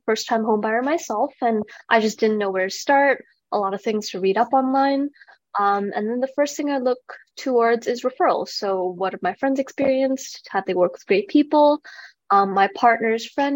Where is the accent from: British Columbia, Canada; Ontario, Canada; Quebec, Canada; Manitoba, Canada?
British Columbia, Canada; Vancouver; moved away as an adult; now in Calgary, Canada; I'm originally from Vancouver